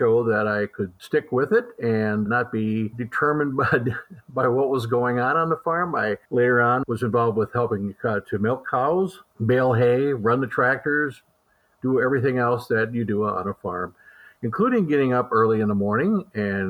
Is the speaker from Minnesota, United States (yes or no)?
no; Columbus, Wisconsin, United States; I grew up near Columbus, Wisconsin, so not too far from Dairy Expo here in Madison. And I grew up in rural Columbia County